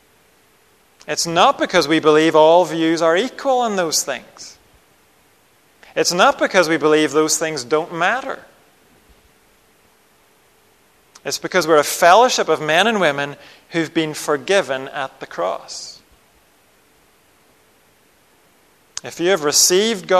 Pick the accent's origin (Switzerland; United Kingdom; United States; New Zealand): United Kingdom; Northern Ireland; I grew up in Northern Ireland